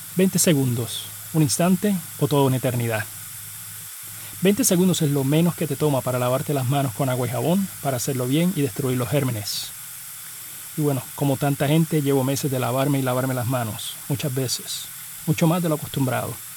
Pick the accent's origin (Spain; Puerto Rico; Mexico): Puerto Rico; Arroyo; mi pueblo de Arroyo